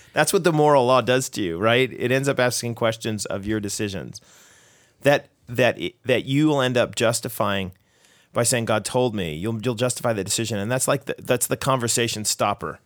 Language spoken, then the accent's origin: English; Canada; we're Canadian